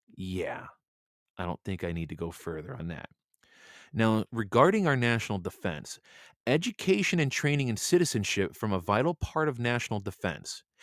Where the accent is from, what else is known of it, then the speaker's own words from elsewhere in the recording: United States; I'm just a American man